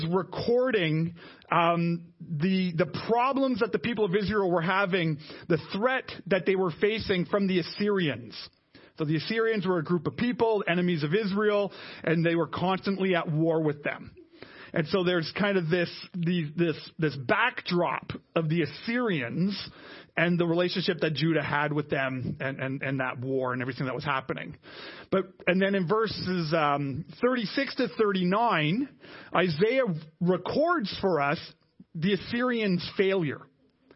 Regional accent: Canada; us as Canadian Christians

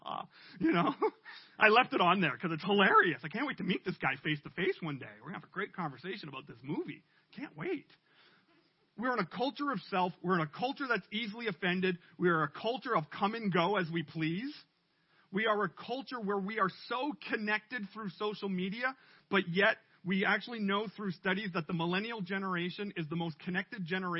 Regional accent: Canada; we're too Canadian

